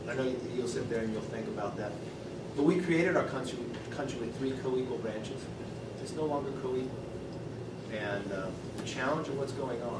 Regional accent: California, United States; When I came from California to Congress

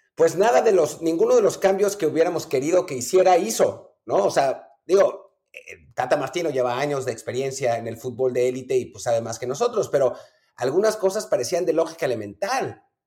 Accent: Mexico; moved away

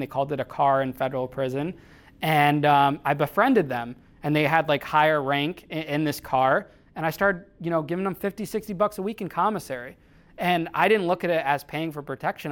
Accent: Danbury, Connecticut, United States; Danbury, Connecticut, which is my hometown.

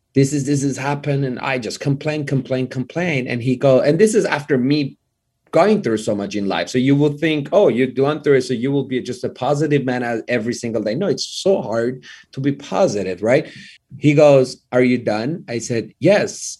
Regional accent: Tehran, Tehran Province, Iran; English is a second language; moved away as an adult; now in Los Angeles, United States; I grew up in Iran

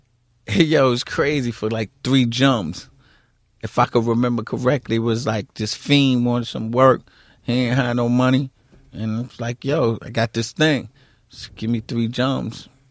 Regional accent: New York City, New York, United States; The queens that I grew up in, I grew up in Queens.

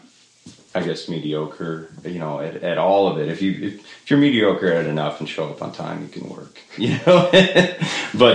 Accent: Monticello, Iowa, United States; now in Nashville, United States; I grew up in northeast Iowa, small town in Monticello

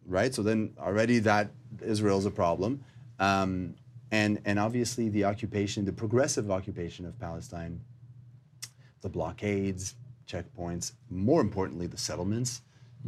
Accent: Montreal, Quebec, Canada; I am uh, born in Montreal, Canada

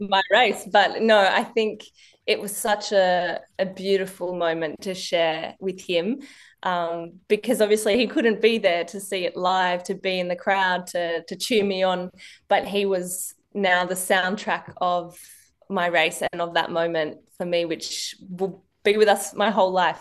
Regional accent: Penrith, New South Wales, Australia; also born or lived in Marseille, France; when we came to Australia, basically, the Penrith Lightwater Stadium was my backyard

